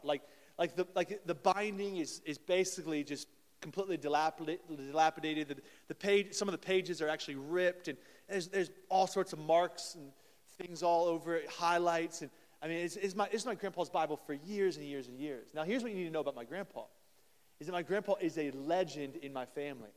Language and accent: English; Columbus, Ohio, United States; moved away; They're playing in Columbus, actually, today right now, my hometown